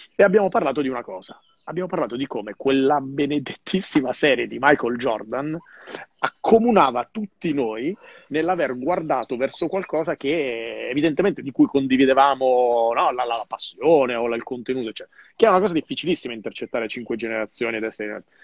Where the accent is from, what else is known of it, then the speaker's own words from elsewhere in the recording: Calabria, Italy; sulla mia Calabria